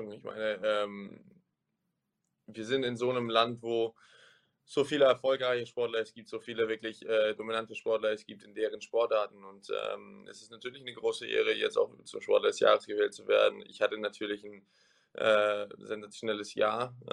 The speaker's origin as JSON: {"language": "German", "country": "Germany", "tie": "born or raised there"}